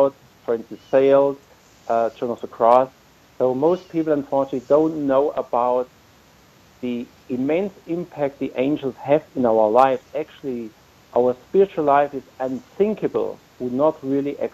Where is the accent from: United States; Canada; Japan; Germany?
Germany; moved away as an adult; also born or lived in Austria / Portugal; I'm from Germany